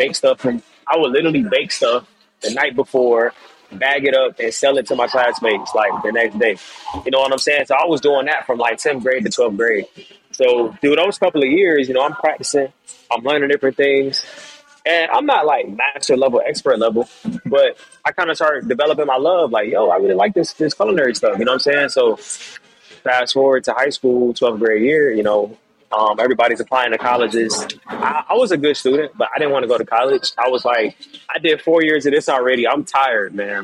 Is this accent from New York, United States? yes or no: no; Atlanta, Georgia, United States; also born or lived in Jamaica; now in Miami, United States; I'm Jamaican, family's in the Caribbean and stuff like that. I grew up in Atlanta